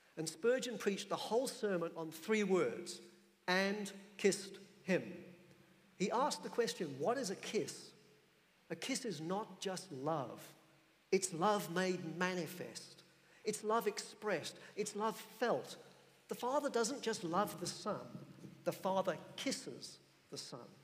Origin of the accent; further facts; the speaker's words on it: England, United Kingdom; I'm an Englishman